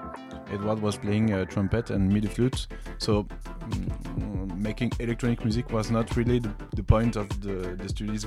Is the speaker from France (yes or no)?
yes; Grenoble, Auvergne-Rhône-Alpes, France; I'm from Grenoble, near the French Alps.